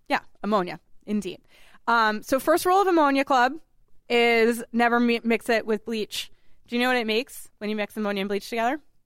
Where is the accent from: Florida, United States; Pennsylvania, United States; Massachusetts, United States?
Massachusetts, United States; he also hails from Massachusetts, just like me